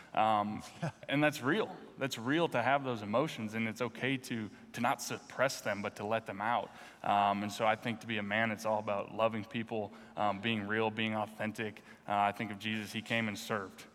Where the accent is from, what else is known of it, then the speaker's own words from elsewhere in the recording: North Dakota, United States; moved away as an adult; also born or lived in Philadelphia; now in Washington, United States; I grew up in North Dakota